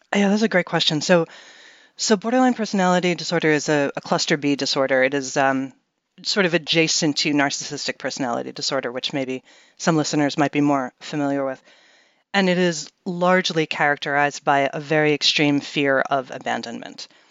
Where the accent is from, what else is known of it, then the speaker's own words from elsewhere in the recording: New York City, New York, United States; I grew up in Manhattan in New York City